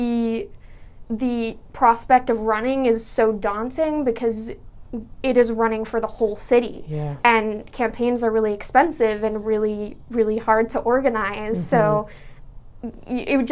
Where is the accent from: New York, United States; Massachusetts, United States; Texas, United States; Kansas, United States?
Massachusetts, United States; Medford; I grew up in West Medford